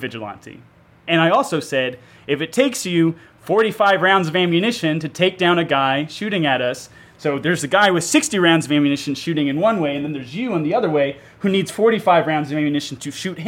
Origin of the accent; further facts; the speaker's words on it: the South, United States; moved away; also born or lived in Chicago; I've gotten into a lot of fights with people from back home, because I'm from the South, about gun control